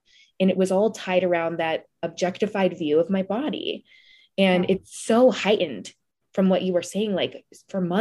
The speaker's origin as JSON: {"language": "English", "region": "Midwest", "country": "United States", "said": "I'm from the Midwest"}